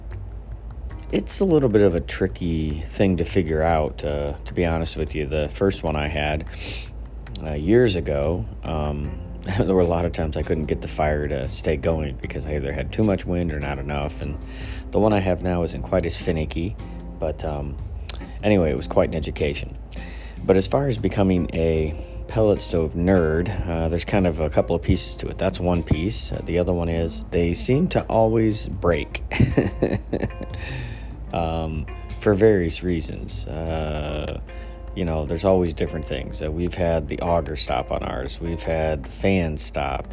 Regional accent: Midwest, United States; also born or lived in Northeast United States; now in Northeast, United States; Where I grew up out in the Midwest

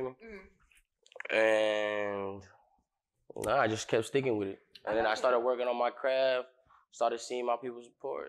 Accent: Miami, Florida, United States; I'm from Miami.

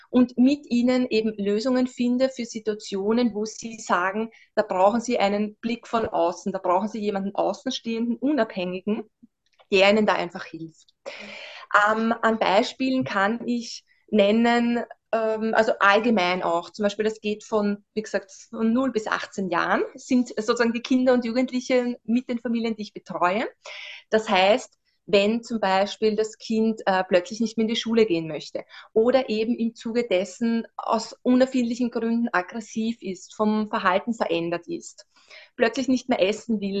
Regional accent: Vienna, Austria; Wie gesagt, ich bin aus Österreich, wie schon an, anfangs erwähnt, ähm, genau aus Wien.

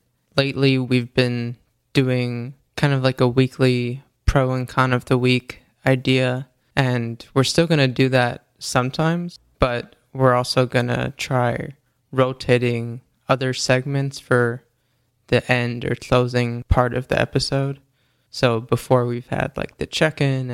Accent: New York, United States; I'm a New Yorker, born and raised

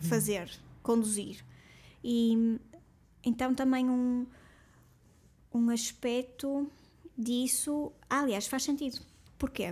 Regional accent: Portugal; nós como portugueses

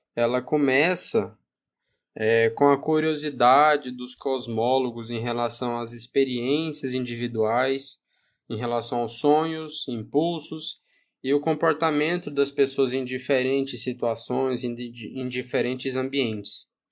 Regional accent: Goiás, Brazil; Sou goiano do Uai, porta, porteiro e portão

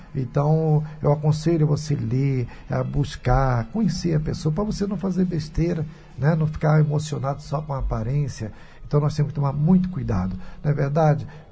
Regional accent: Rio de Janeiro, Brazil; nasci no hospital ali na Clara Basmãos, em Botafogo

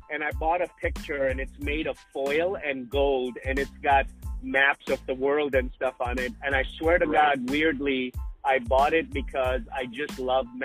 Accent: Sudbury, Ontario, Canada; I grew up in northern Canada. It's called Sudbury

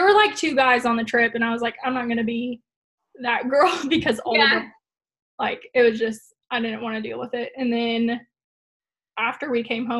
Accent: Oldham County, near Louisville, Kentucky, United States; moved away as an adult; also born or lived in Lexington, Kentucky; I'm originally from Oldham County, but then that's like right outside of Louisville

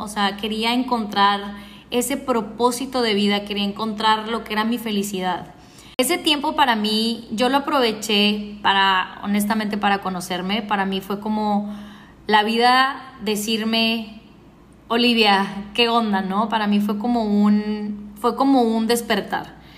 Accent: Ciudad Juárez, Chihuahua, Mexico; now in Cartagena, Colombia; Yo nací en Ciudad Juárez, Chihuahua en México. Hace muchísimo tiempo que ya no vivo en Juárez.

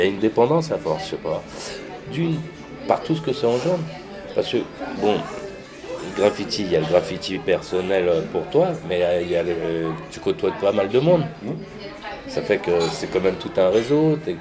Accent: Saint-Denis, Île-de-France, France; also born or lived in Paris; j'étais de Saint-Denis, j'étais avec euh, les 93e

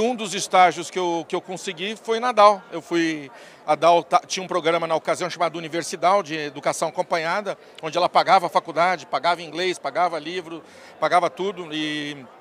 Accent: São Paulo, Brazil; also born or lived in Taubaté; Eu sou paulistano, sou nascido em São Paulo, é, me criei aqui a vida toda

